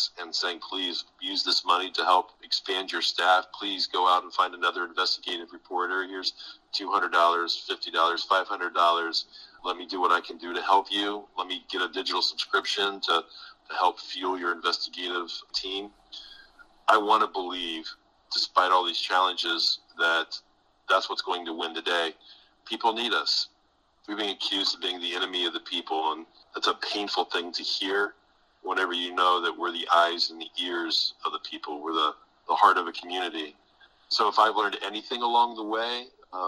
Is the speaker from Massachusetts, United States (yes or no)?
no; Coshocton, Ohio, United States; moved away as an adult; now in Louisville, United States; when I was a high school student in my hometown in Coshocton, Ohio